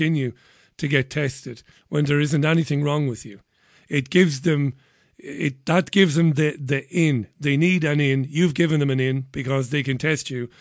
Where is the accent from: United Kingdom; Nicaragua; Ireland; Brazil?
Ireland; Waterford, Munster; my hometown of Waterford